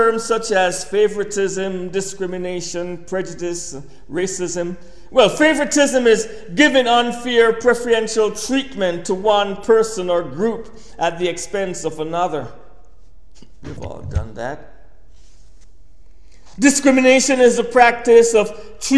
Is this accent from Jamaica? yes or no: yes; Kingston, Jamaica; I was a little boy growing up in Kingston, Jamaica.